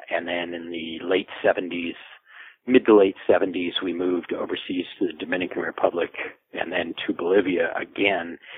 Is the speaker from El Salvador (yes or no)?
yes; El Salvador; born there; also born or lived in Latin America; I've spent a large part of my life overseas in Latin America. Um, I, uh, I was born in El Salvador, actually a month premature in my parents' bedroom.